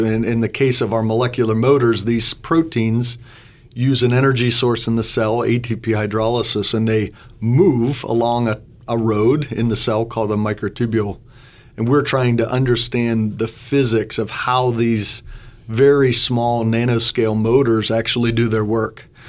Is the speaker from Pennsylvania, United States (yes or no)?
yes; Butler County, Western Pennsylvania, United States; moved away as an adult; now in Bloomington, United States; I grew up in Western Pennsylvania, just north of Pittsburgh in Butler County